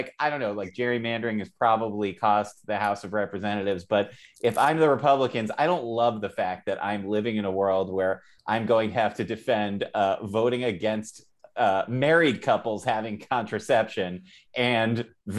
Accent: United States; I was raised Irish Catholic in America

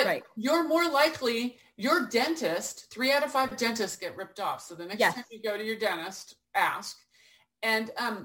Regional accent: Portland, Oregon, United States; I came back to where I grew up in Portland, Oregon

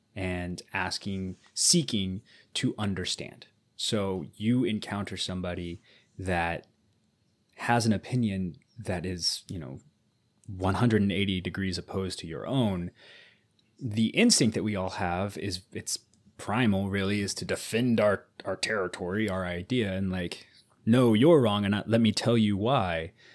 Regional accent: United States

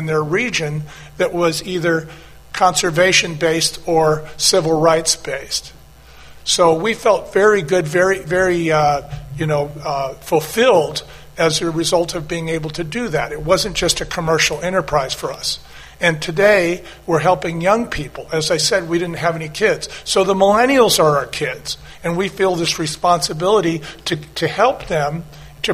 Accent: outside of San Francisco, California, United States; also born or lived in Anaheim / Long Beach; I grew up outside of San Francisco.

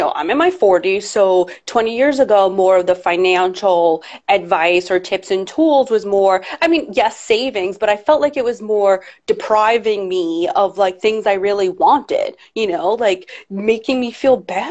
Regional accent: New York City, New York, United States; I'm a New Yorker through and through

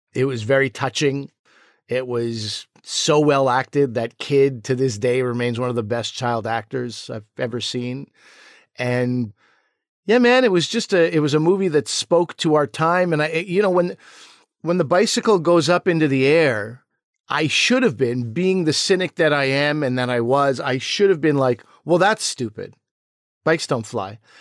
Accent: Quebec, Canada; growing up in Quebec, it was a lot of, like, Anglo versus Francophone

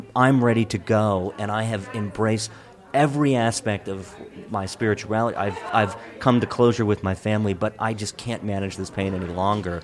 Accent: Hagerstown, Maryland, United States; I grew up in Western Maryland, in Hagerstown

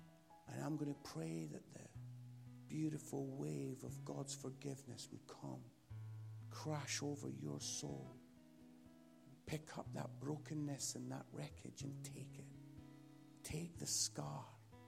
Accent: Scotland, United Kingdom; And because I'm Scottish, I was like, "Oh, why didn't I ask for £20,000?

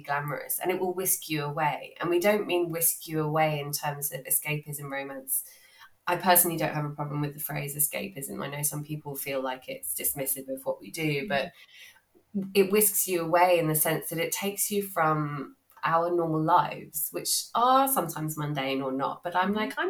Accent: London, United Kingdom; moved away as an adult; I grew up in South London. I'm a South London girl

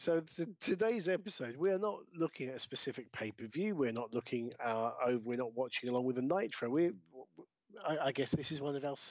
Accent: Brighton, South East England, United Kingdom; we started in my hometown of Brighton

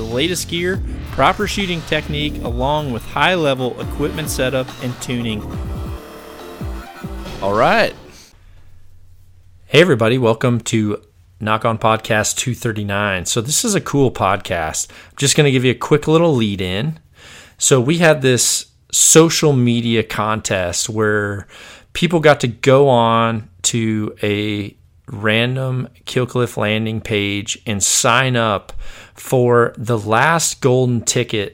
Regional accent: Fort Bragg, North Carolina, United States; I was born on Fort Bragg

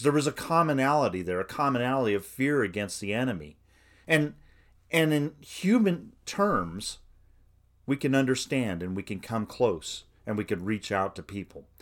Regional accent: United States; I'm an American, white, a suburban man

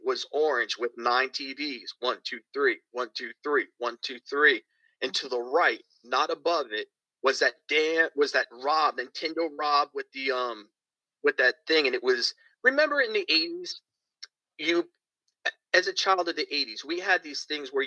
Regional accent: Bayonne, New Jersey, United States; also born or lived in Clearwater, Florida; now in St. Petersburg, United States; in my hometown of Bayonne, New Jersey

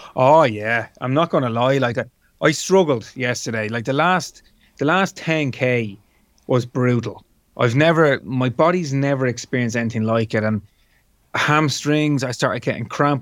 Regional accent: Dublin, Leinster, Ireland; it's my hometown, it's my home city

